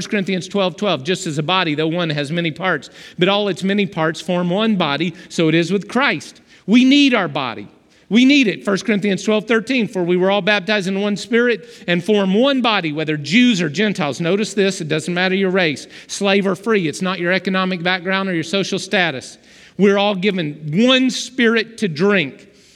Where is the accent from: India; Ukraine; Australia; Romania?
Romania; You started praying in Romanian, and I'm from Romania, and that's my home dialect, and you were praying in the dialect of my hometown in clear words.